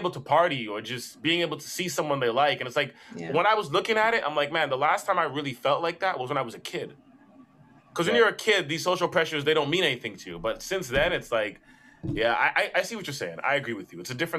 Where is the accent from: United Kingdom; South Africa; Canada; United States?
Canada; Brampton, Ontario; But like I grew up in Brampton.